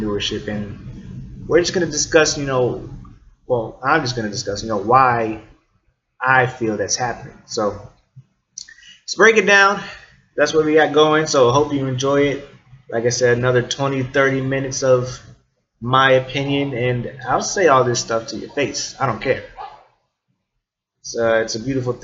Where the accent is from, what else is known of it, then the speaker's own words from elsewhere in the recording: northern Indiana, United States; I'm from Indiana, so the northern part